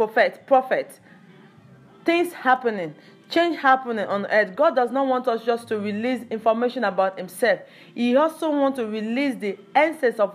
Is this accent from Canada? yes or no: no; Nigeria; I belong to Yorubas, or I come to Africa, I'm Nigeria, I'm not from Cameroon, I'm not from Ghana